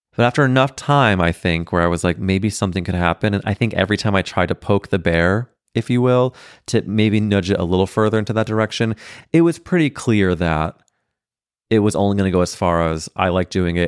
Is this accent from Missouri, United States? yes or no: yes; St. Louis, Missouri, United States; I'm growing up in Saint Louis, Missouri with three brothers